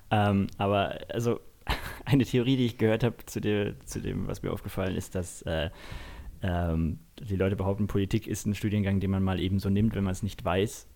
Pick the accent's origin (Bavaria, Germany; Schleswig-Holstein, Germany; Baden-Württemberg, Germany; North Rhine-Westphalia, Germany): Bavaria, Germany; Munich; ich gebürtiger Münchner bin